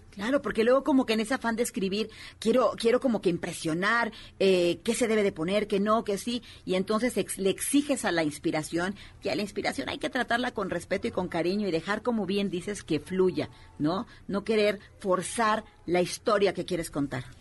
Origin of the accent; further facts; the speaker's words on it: Puebla, Mexico; nosotros que venimos de Puebla